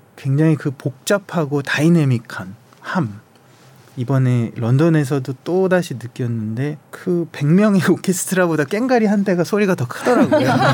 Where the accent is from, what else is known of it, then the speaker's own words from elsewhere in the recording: South Korea; 제가 한국인이라서